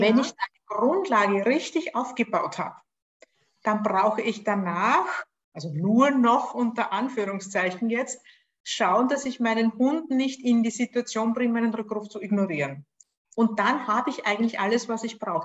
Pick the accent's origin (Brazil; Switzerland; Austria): Austria; accent: Austrian; Lebe in Österreich, was fürs Online-Training egal ist, außer dass man es an meinem Akzent vielleicht hört